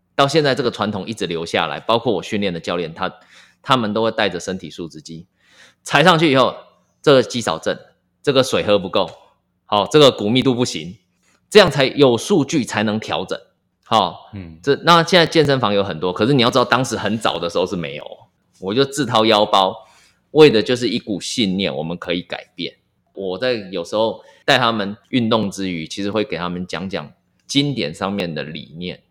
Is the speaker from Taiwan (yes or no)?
yes; Miaoli County, Taiwan; 我是在苗栗长大的，那可能在乡，乡下嘛